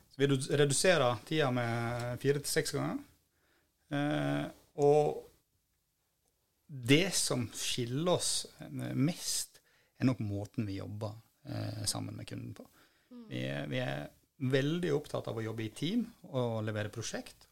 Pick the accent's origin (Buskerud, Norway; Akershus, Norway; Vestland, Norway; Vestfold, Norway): Vestland, Norway; Bremanger; moved away; also born or lived in Bergen; jeg kommer da fra Bremanger, som er en holm ute, ute i havet. Jeg har dessverre ikke bodd der på over 30 år